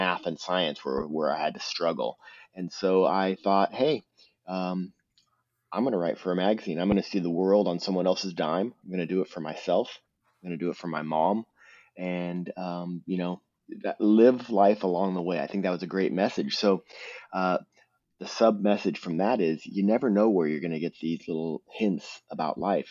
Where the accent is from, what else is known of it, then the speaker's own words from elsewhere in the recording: Southern California, United States; I grew up in Southern California